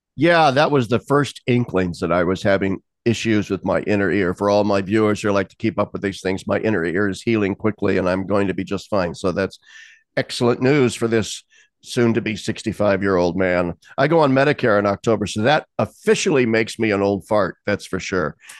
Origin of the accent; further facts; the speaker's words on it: Lincoln, Nebraska, United States; moved away; my hometown of Lincoln, Nebraska